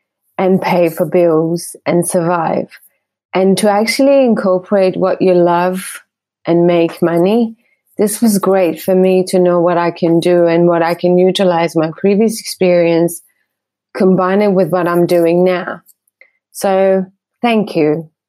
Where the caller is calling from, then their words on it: Perth, Western Australia, Australia; I'm calling from Perth in Western Australia.